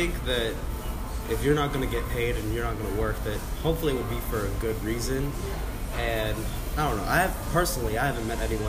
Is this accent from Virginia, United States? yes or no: no; Dallas, Texas, United States; So, I'm from Dallas, Texas.